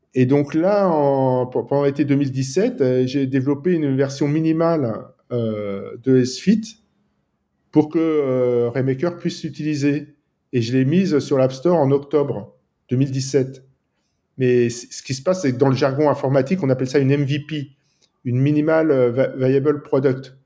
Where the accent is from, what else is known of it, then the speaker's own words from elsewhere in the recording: France; also born or lived in Nice, France; je suis français et je vis à Nice, dans le sud de la France